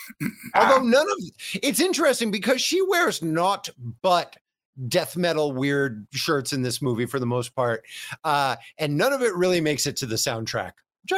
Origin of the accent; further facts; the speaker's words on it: Connecticut, United States; So I'm from Connecticut, but I got family in the tri-state area.